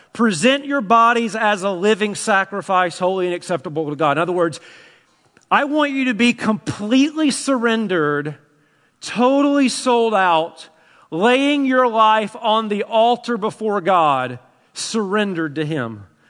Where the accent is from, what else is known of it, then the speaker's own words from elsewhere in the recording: Tennessee, United States; I'm from Tennessee.